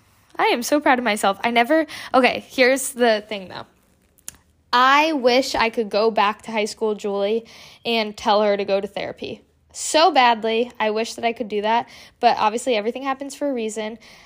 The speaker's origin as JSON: {"language": "English", "region": "Connecticut", "country": "United States", "said": "So what happened was my friend was seeing this therapist and we are from Connecticut, so she was doing coastal Connecticut counseling."}